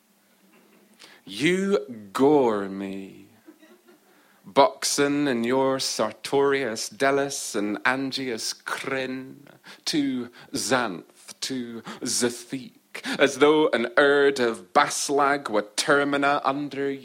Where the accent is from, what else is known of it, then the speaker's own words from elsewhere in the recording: Orkney, Scotland, United Kingdom; In Orkney, I'm English. In England, I'm Scottish. In Scotland, Orcadian.